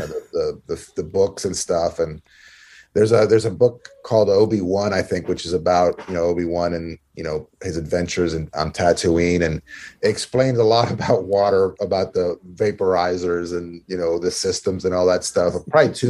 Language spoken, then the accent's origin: English; Maryland, United States; I grew up here in Maryland